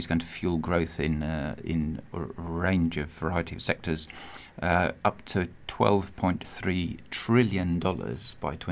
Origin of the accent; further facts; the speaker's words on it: United Kingdom; moved away; as a Brit